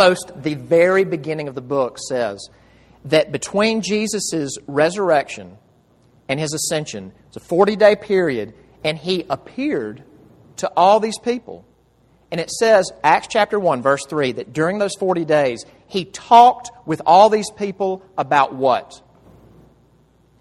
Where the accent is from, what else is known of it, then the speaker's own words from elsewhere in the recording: Jackson, Mississippi, United States; moved away; home in Jackson, Mississippi, where I'm from